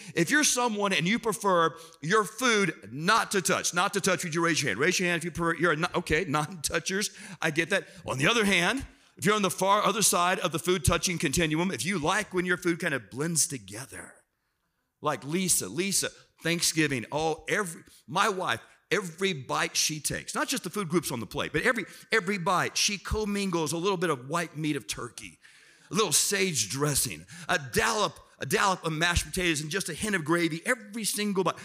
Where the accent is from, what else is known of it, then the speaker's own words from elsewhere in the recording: South Florida, United States; I'm from South Florida